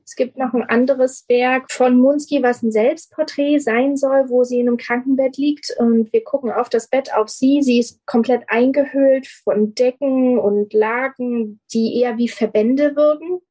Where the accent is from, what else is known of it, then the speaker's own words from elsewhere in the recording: Germany; hier bei uns in Deutschland